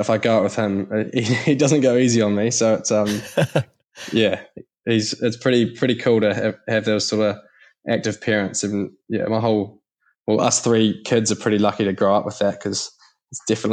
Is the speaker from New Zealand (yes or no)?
yes; Christchurch, Canterbury, New Zealand; I grew up in Canterbury, or Christchurch, New Zealand